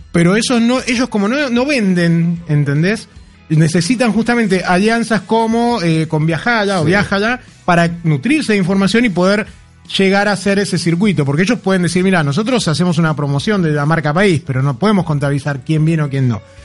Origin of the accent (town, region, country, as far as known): Argentina